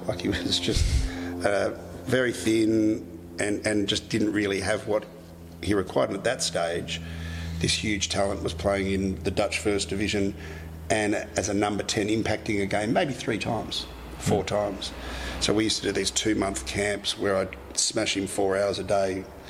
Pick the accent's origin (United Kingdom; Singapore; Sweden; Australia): Australia; And certainly as an Aussie boy, it's not like you're going into a Manchester United.